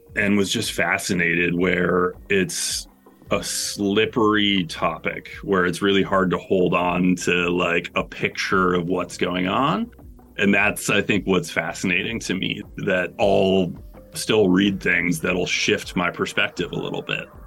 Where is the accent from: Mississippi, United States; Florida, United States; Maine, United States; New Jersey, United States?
Maine, United States; Bangor; I grew up in Bangor, Maine, which is fairly north.